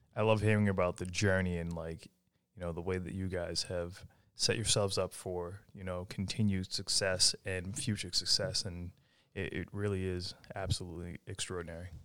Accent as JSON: {"language": "English", "town": "Ayer", "region": "Massachusetts", "country": "United States", "moved": "yes"}